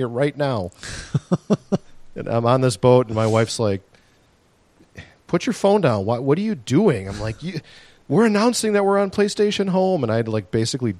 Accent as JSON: {"language": "English", "region": "Wisconsin", "country": "United States", "said": "we're from Wisconsin"}